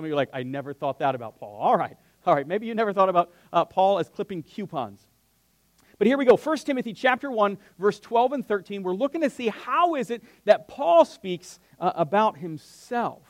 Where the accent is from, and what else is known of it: United States; born or raised there